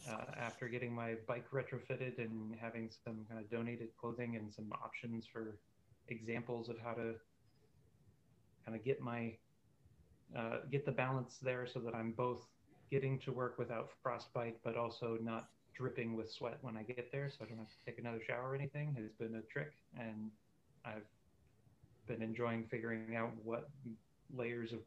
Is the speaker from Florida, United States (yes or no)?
no; California, United States; moved away as an adult; now in Iowa City, United States; I grew up in California where it was 72 and sunny all the time